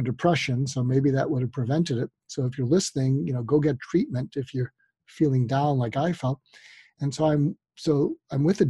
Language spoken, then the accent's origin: English; outside Boston, Massachusetts, United States; I grew up outside Boston